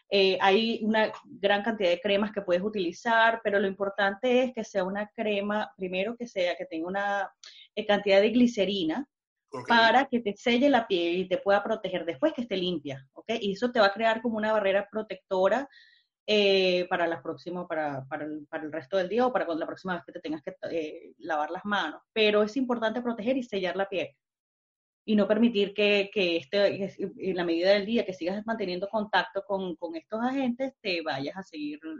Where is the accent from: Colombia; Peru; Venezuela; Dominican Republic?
Venezuela; now in Germany; yo soy venezolana, emigrante, pero ya tengo bastante tiempo acá. Lamentablemente, este, no se me ha pegado el acento